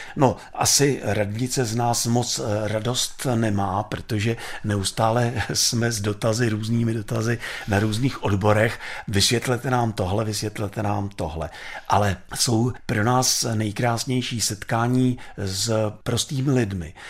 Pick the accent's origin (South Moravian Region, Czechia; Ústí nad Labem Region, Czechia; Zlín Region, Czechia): Ústí nad Labem Region, Czechia; Žatec; já jsem taky ze Žatce